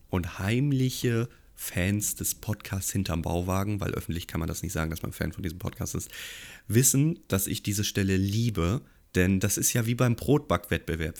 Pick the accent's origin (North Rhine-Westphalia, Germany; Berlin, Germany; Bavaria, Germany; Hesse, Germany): Hesse, Germany; Gießen; ich komme ja aus Gießen